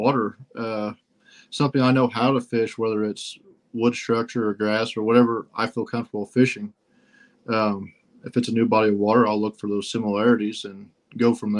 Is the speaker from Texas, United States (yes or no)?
no; Center Point, Indiana, United States; I'm from Center Point, Indiana.